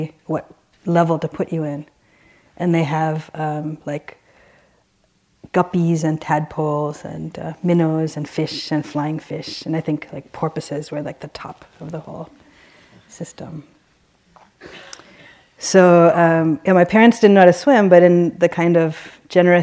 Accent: Baltimore, Maryland, United States; I grew up in Baltimore. And my family were immigrants from Sri Lanka

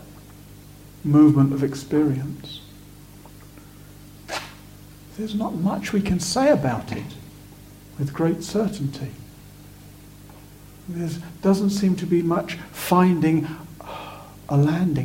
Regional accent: Sussex, South East England, United Kingdom; I was born in 1970 in Sussex

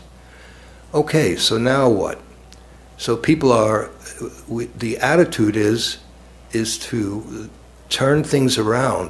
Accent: New York, United States; now in Cambridge, United States; I grew up in the Lower East Side of New York and then Brooklyn, New York

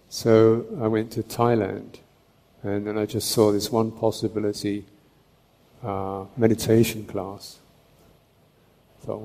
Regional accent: England, United Kingdom; I'm from England.

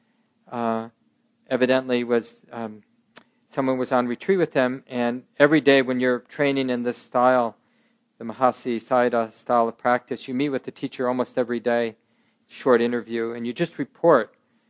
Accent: Minneapolis, Minnesota, United States; I was born in 1958, I grew up in North Minneapolis

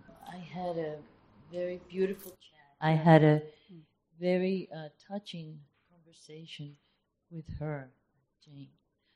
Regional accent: Peru

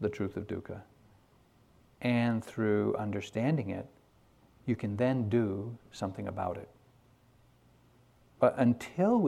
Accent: New England, United States; I grew up here in New England during the 50s.

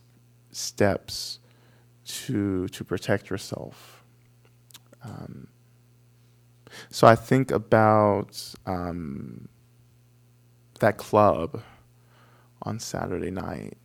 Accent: Georgia, United States; moved away as an adult; also born or lived in Cambridge area, Massachusetts; I'm from Georgia. I grew up in Georgia.

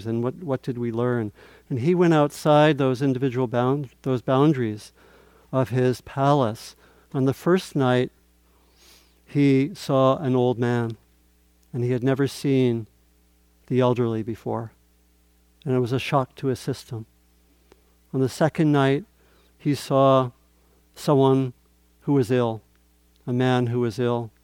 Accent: Maryland, United States; I grew up in Maryland, and it was a little bit like a southern town with a railroad tracks through the middle

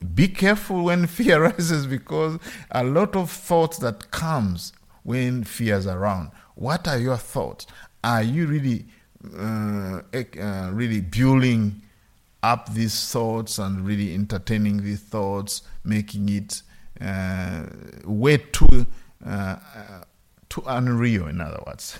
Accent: Uganda; moved away; I grew up in Uganda

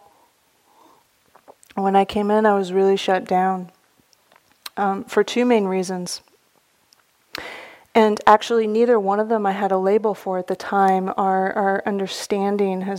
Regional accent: the Bay Area, California, United States; Growing up in the Bay Area

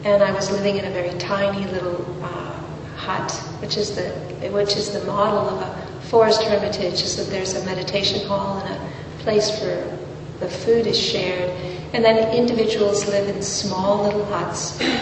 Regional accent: California, United States; moved away; I was born in California

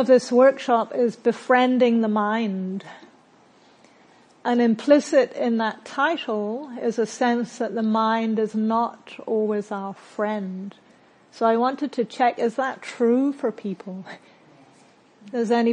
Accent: New Zealand; accent: hybrid; moved away; also born or lived in Britain; I'm from New Zealand, but I'm originally from Britain, which may be why you're hearing a bit of a hybrid accent. And in New Zealand, where I grew up

